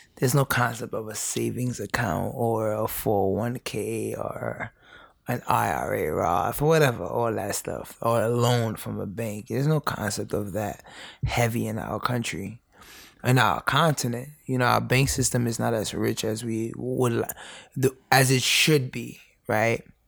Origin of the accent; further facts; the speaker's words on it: New York City, New York, United States; born and raised in the Bronx, um, immigrant parents